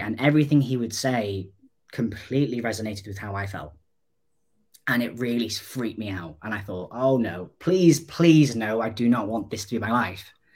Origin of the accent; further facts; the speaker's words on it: North Wales, United Kingdom; I'm 29 and I'm from North Wales